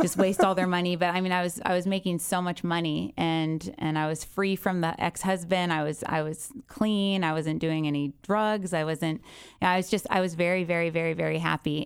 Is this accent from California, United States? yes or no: yes; Encinitas, California, United States; also born or lived in Goleta / Santa Barbara / Del Mar; I was raised in Encinitas. I was born in Santa Barbara.